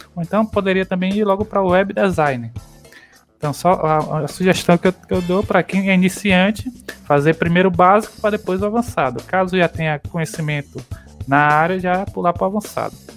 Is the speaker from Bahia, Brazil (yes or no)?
yes; Quaraci, interior of Bahia, Brazil; accent: nordestino; now in Ponte Nova, Brazil; Eu sou do, de Quaraci, que é o interior lá da Bahia